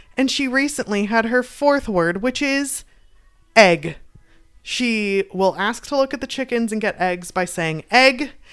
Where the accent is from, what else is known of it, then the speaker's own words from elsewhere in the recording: United States; we're American, but our heritage is, uh, Irish